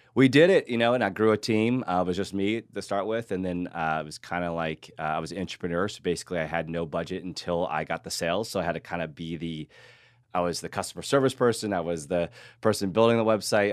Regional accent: Hays, Kansas, United States; moved away as an adult; now in Austin, United States; I grew up in Kansas, like you were saying, a small town, and I was a big fish in a small town, which I loved. Actually, it was Hays, Kansas

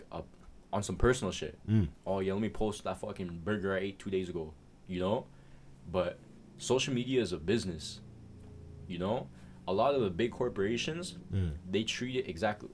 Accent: Edmonton, Alberta, Canada; I'm from Edmonton.

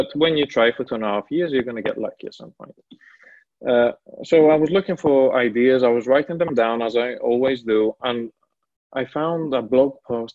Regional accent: Greece; moved away as an adult; also born or lived in Milan, Italy; I'm originally from Greece

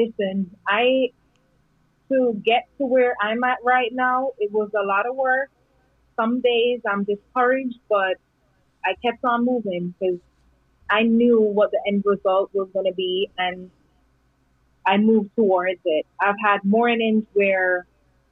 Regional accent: Jamaica; moved away as an adult; now in United States; I was happy as a little island girl growing up

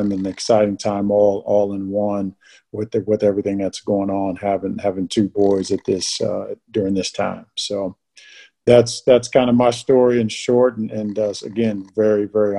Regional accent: Rantoul, Illinois, United States; also born or lived in Tacoma, Washington / England / California; I was born in Tacoma, Washington, and stayed there for just a little bit, then lived in England, lived in California, lived Illinois. I call Rantoul, Illinois, home.

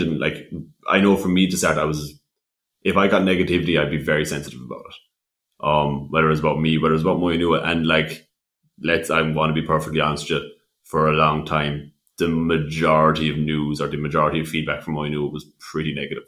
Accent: West Limerick, Munster, Ireland; I'm from West Limerick, but I had to commute up to Dublin very frequently

